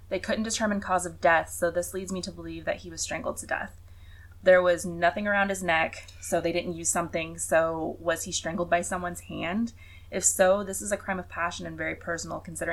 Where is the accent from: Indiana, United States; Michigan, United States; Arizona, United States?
Indiana, United States; Growing up in Indiana, we see it all the time. The severe homophobia that occurs in this area